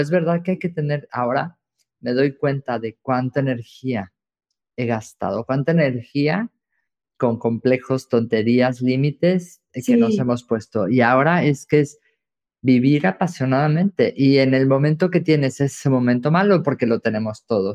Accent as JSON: {"language": "Spanish", "country": "Mexico", "said": "me siento como muy en casa, como muy mexicano"}